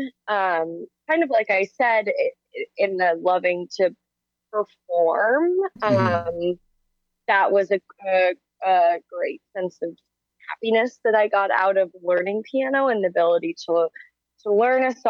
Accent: Chicago suburbs, Illinois, United States; I'm a musician from the Chicago suburbs, currently a musician in downtown Chicago

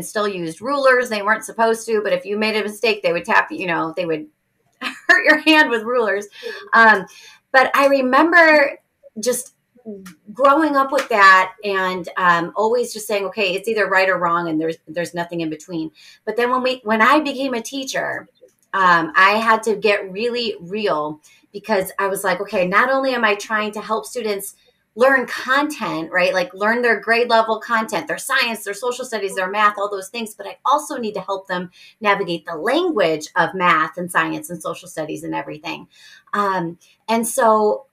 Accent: Chicago, Illinois, United States; first language English; I grew up in Chicago, like on the north side of Chicago.

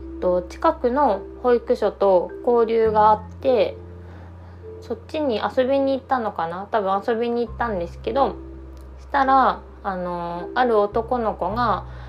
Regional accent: Ishikawa, Japan; born or raised there

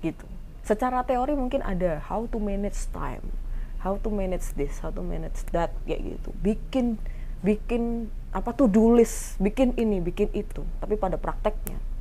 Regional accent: Semarang, Central Java, Indonesia; moved away as an adult; also born or lived in Surabaya; saya kan dari Semarang terus pindah ke Surabaya masuk kuliahan

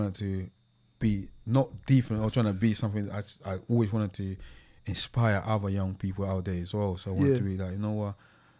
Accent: Angola

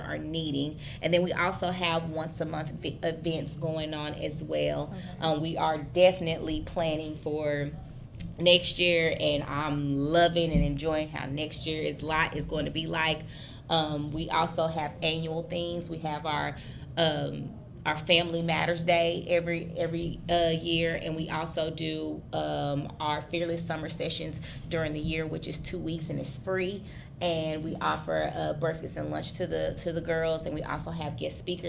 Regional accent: Oklahoma, United States; also born or lived in Lawrence, Kansas; I am Seminole from Oklahoma, part of the Ocheese tribe

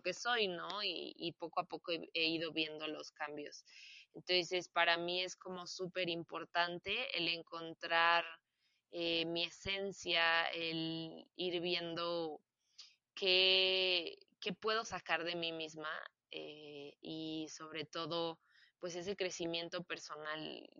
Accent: Celaya, Guanajuato, Mexico; Yo nací aquí en Celaya, soy originaria de Celaya, Guanajuato

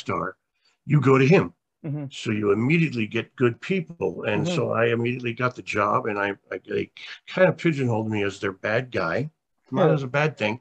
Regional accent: Los Angeles, California, United States; also born or lived in Alabama; I grew up in downtown Hollywood

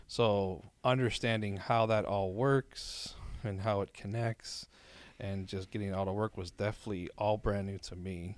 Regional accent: Miami, Florida, United States; moved away as an adult; now in Orlando, United States; born and raised in Miami

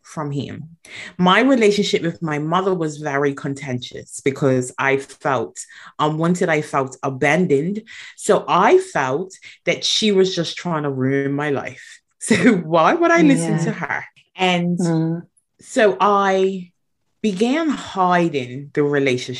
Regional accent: Bermuda; moved away as an adult; also born or lived in Atlanta; I was born in Bermuda, and that was where I was raised

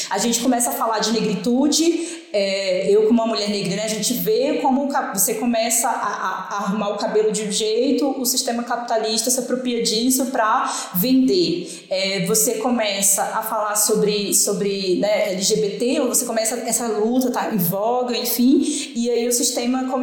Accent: Piauí, Brazil; now in Brasília, Brazil; eu sou nordestina, mas moro em Brasília, então eu falo ainda de uma perspectiva de alguém que morou um tempo no Nordeste, no Piauí, mas que morou boa parte da vida aqui.

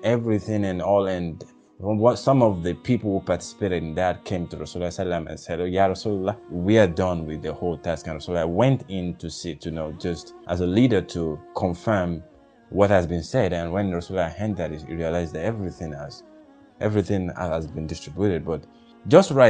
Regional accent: Nigeria; as a Nigerian

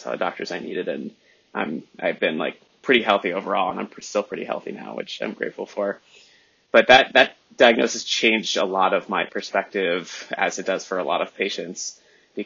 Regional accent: Southern New Hampshire, United States; I was raised in Southern New Hampshire

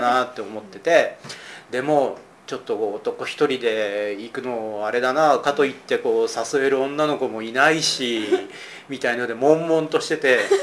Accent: Kyushu, Kagoshima, Japan; moved away as an adult; also born or lived in Osaka / Nagoya; 僕はあの九州、鹿児島の出身で

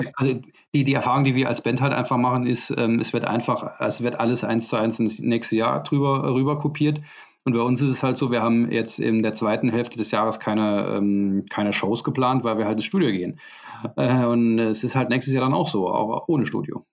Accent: Saarbrücken, Saarland, Germany; bei uns in Saarbrücken

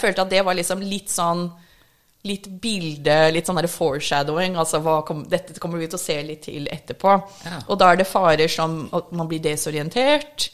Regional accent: Minnesota, United States; first language English; Norwegian is a second language; now in Norway; Jeg har vokst opp i Minnesota

